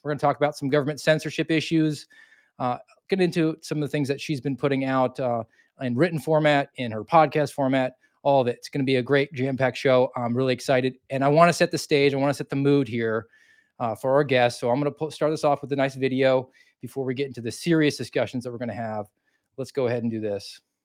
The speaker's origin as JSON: {"language": "English", "region": "Georgia", "country": "United States", "tie": "born or raised there", "said": "I grew up in Georgia and my family came from New Jersey"}